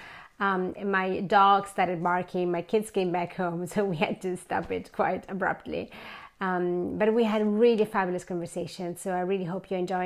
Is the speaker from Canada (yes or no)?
no; Italy; moved away as an adult; now in Sweden; I'm from Italy, for those of you who don't know that, and so I'm used to really warm summers, but I left Italy many years ago